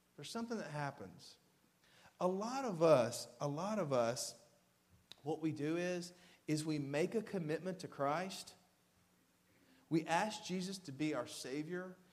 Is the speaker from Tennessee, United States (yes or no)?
yes; Waverly, Tennessee, United States; born or raised there; also born or lived in Camden, Tennessee